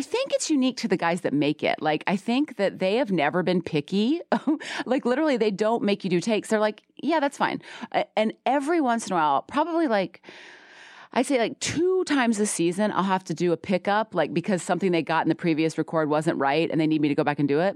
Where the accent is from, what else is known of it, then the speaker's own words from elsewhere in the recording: the South, United States; I'm a Southerner